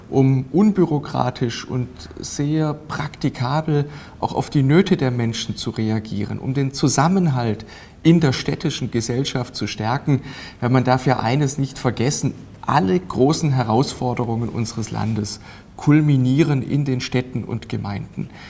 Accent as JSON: {"language": "German", "town": "Bad Säckingen", "region": "Baden-Württemberg", "country": "Germany", "tie": "born there", "lives_now": "Donaueschingen, Germany", "said": "Das ist sowohl in meiner Geburtsstadt äh, Bad Säckingen als auch in meinem Wohnort Donaueschingen als auch praktisch in meinem ganzen Wahlkreis ein großes Thema."}